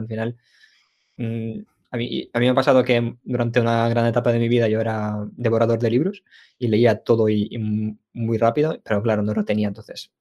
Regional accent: Ukraine; now in Spain; yo nací en Ucrania

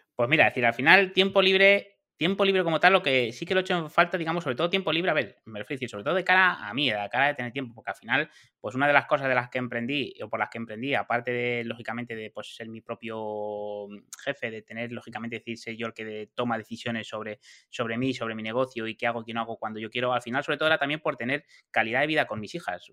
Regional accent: Madrid, Community of Madrid, Spain; also born or lived in Alcobendas; soy de Madrid, he vivido en Madrid toda mi vida

